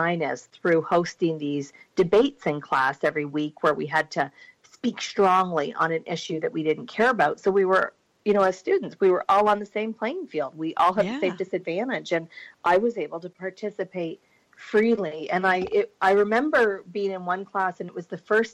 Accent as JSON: {"language": "English", "town": "Burlington", "region": "Ontario", "country": "Canada", "tie": "born or raised there", "said": "I grew up in Ontario, just outside Toronto, Burlington"}